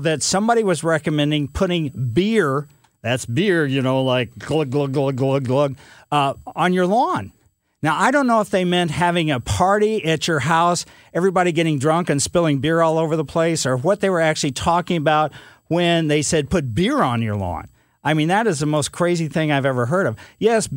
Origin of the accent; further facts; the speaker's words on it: Ellisville, United States; when I was a kid growing up in Ellisville